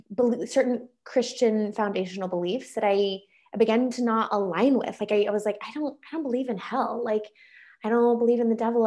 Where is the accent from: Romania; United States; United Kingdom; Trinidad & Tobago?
United States; North Carolina; moved away as an adult; also born or lived in Colorado; now in Michigan, United States; I grew up in North Carolina, went mm-hmm. to college in North Carolina